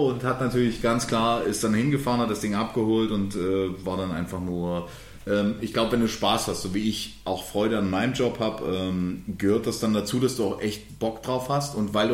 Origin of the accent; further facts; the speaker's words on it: Dresden, Saxony, Germany; ich als Ossi, der nun echt in Dresden